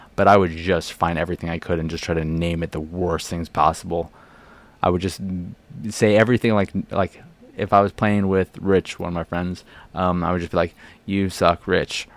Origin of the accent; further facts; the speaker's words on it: Chicago, Illinois, United States; I grew up in Boystown